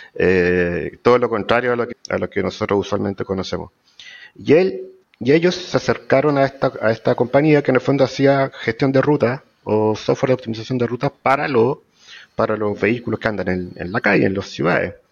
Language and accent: Spanish; La Serena, Coquimbo, Chile; moved away as an adult; now in Santiago, Chile; yo soy de La Serena, para empezar, del norte chico. A los 18 años me vine a Santiago a estudiar, ya me quedé acá